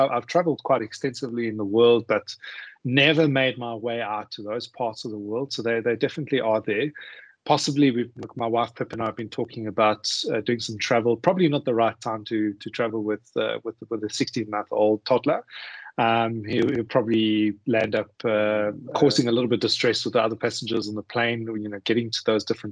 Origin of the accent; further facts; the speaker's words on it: Johannesburg, Gauteng, South Africa; moved away as an adult; also born or lived in Singapore / Malaysia; now in Australia; Originally from Johannesburg in South Africa